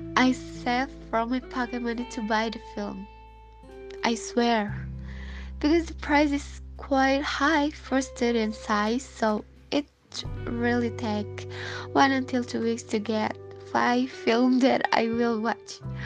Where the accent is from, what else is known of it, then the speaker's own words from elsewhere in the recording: Bandung, West Java, Indonesia; from Bandung, Indonesia.